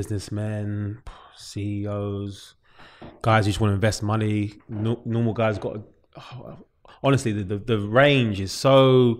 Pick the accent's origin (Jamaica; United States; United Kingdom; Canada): United Kingdom; London; That's where I'm from. I'm from New Cross.